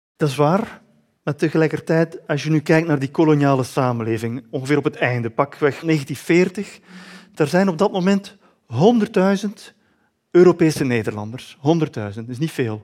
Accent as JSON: {"language": "Dutch", "country": "Belgium", "said": "ik schreef het ook nog eens als Belg"}